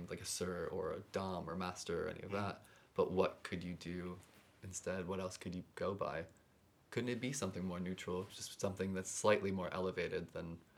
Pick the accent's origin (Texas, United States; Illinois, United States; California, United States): Illinois, United States; Chicago; now in New York City, United States; I'm from Chicago